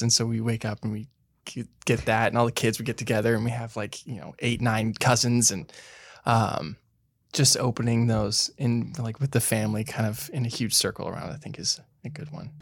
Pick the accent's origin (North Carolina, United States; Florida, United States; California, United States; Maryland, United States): California, United States; Santa Barbara; moved away as an adult; now in Los Angeles, United States; I grew up in Santa Barbara